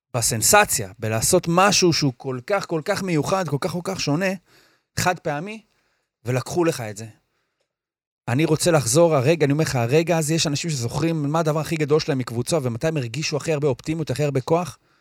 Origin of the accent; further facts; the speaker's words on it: Or Yehuda, Tel Aviv District, Israel; אני מאור יהודה